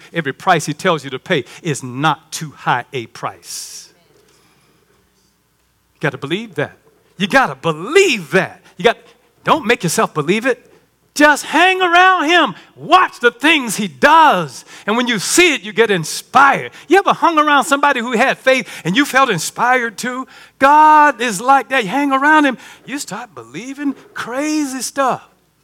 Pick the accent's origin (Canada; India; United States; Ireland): United States; Baxley, Georgia; moved away; I'm from Baxley